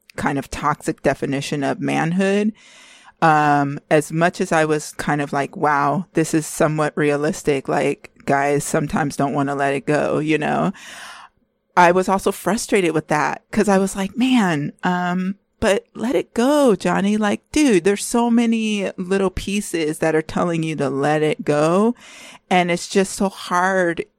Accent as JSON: {"language": "English", "region": "California", "country": "United States", "said": "we're both from California"}